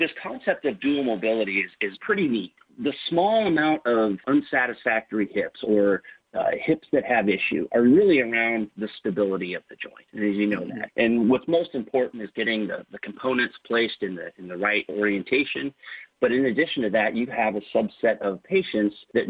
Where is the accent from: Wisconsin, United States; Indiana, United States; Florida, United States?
Indiana, United States; Northern; also born or lived in Kansas City, Missouri; now in Warsaw, United States; I grew up in Northern Indiana.